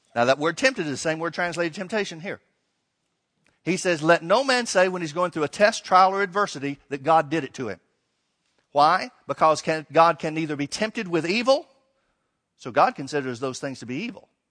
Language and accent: English; Alabama, United States; I grew up in Alabama